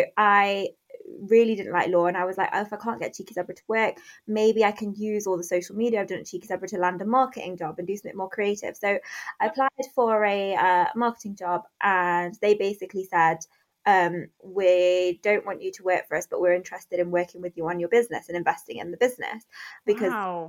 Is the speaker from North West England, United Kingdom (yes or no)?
no; Derby, East Midlands, United Kingdom; also born or lived in London; I moved back home from London, so back to Derby